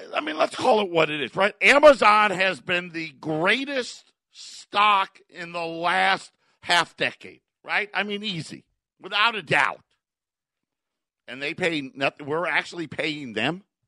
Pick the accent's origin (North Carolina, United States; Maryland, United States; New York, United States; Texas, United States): New York, United States; Syracuse; now in Phoenix area, United States; I grew up in Syracuse